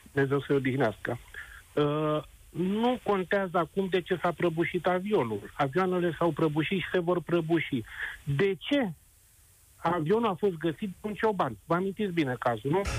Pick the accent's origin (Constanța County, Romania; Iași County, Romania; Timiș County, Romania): Constanța County, Romania; Constanța; Eu sunt din Constanța